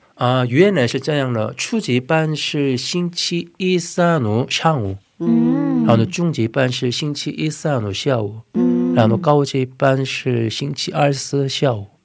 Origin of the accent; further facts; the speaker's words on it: South Korea; Chinese is a second language; moved away as an adult; also born or lived in China; 我也是去中国留学的时候，我不去韩国的教会